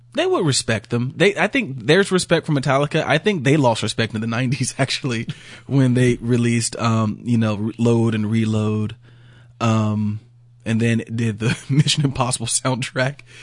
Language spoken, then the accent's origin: English; Georgia, United States